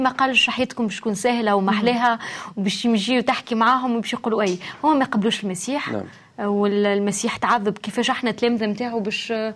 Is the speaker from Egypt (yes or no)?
no; Tunisia; انا تونسيه نعم. وولدي تونسي